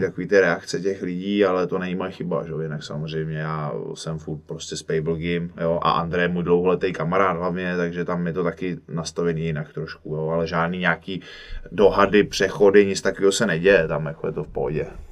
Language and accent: Czech; Cheb, Karlovy Vary Region, Czechia; moved away; já jsem z Chebu, původně ze západu, taková úplně vlastně u hranic